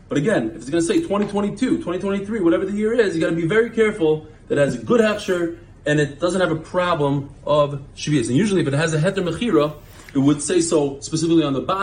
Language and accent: English; United States; now in Israel; as an American